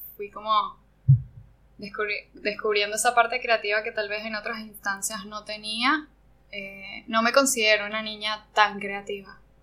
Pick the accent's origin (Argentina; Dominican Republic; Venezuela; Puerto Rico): Venezuela; Margarita Island, Nueva Esparta; moved away as an adult; also born or lived in Caracas, Venezuela; yo soy venezolana. Yo me crié en una isla eh, al norte de, Venezuela que se llama Margarita